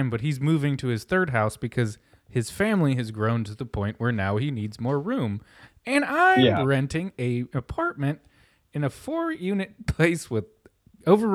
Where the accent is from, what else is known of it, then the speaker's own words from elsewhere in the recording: Milford, Ohio, United States; growing up in Milford, Ohio, like the most Caucasian place I could I've ever lived